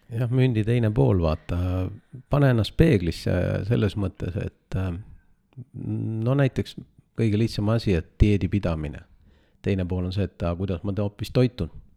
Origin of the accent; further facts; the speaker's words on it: Estonia; sündisin Eestis ja Eestisse olen jäänud